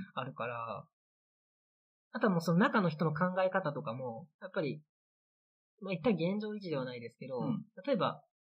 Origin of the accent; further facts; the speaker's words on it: Anjō, Aichi, Japan; moved away as an adult; now in Kiso, Japan; 安城が出身なんですけど